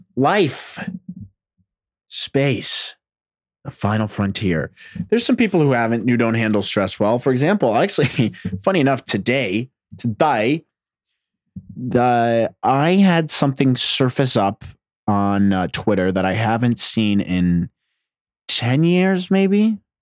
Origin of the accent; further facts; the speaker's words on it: New Jersey, United States; I'm from Jersey.